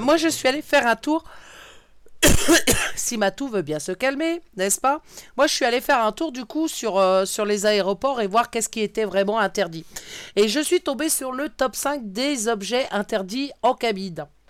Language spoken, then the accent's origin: French; Brittany, France; bretonne, voilà tout est dit, je suis bretonne